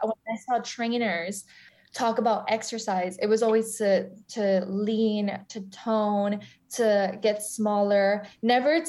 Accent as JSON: {"language": "English", "region": "South Florida", "country": "United States", "tie": "born or raised there", "also_born_or_lived": "Argentina", "moved": "as an adult", "lives_now": "New York City, United States", "said": "I'm from South Florida"}